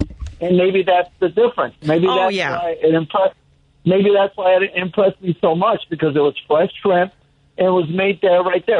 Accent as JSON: {"language": "English", "region": "Nuevo León", "country": "Mexico", "tie": "born or raised there", "moved": "yes", "said": "I grew up on all that stuff back in Mexico. But the original tamales, where we come from Nuevo León, by the way, from the state"}